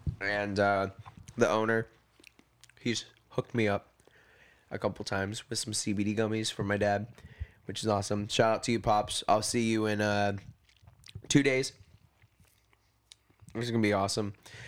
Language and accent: English; the South, United States; I'm from the South, mate.